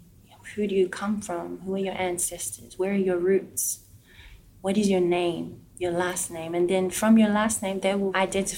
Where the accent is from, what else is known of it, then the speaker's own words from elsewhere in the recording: Samoa; People often couldn't understand where Samoa was. If I would tell them I'm from Samoa, they would think I said Somalia.